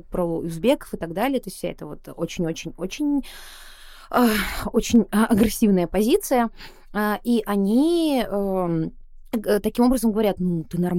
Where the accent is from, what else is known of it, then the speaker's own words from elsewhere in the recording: Buryatia, Russia; те, кто меня не видел, я бурятка, я очевидно такой яркой азиатской вне, наружности, хотя в Бурятии считается, что я похожа на русскую